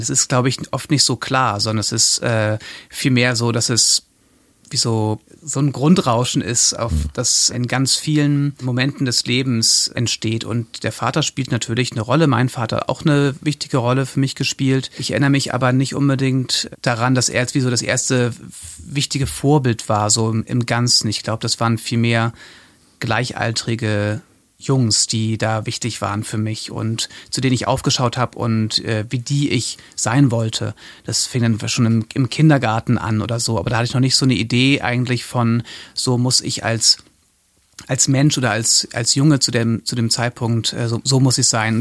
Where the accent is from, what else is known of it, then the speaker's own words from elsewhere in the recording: Hamburg, Germany; also born or lived in Hildesheim; Ich komme aus Hamburg ursprünglich, bin da zur Schule gegangen, bin da aufgewachsen